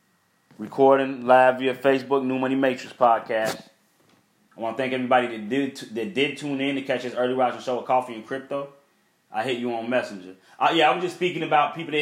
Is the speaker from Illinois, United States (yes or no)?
yes; Chicago, Illinois, United States; growing up in Chicago